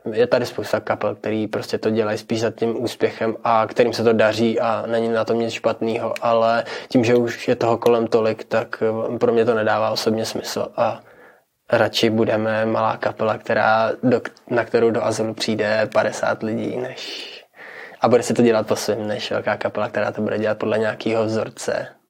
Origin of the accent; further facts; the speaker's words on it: Czechia; moved away as an adult; also born or lived in England / South Bohemia; now in Liberec, Czechia; byli najednou tři Češi v kapele v Anglii